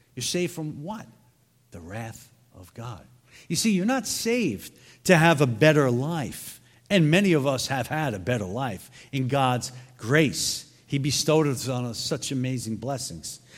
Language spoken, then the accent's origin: English; New York City, New York, United States; moved away; I'm originally from Brooklyn